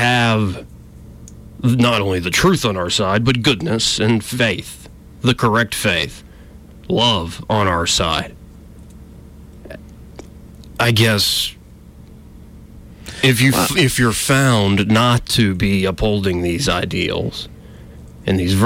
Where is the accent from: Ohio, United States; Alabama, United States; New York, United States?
Alabama, United States; I was raised in Alabama